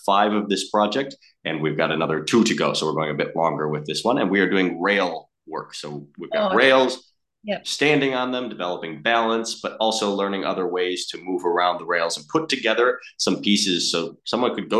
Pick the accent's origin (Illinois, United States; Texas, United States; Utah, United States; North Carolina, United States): Illinois, United States; Chicago; moved away as an adult; now in Australia; I'm from Chicago originally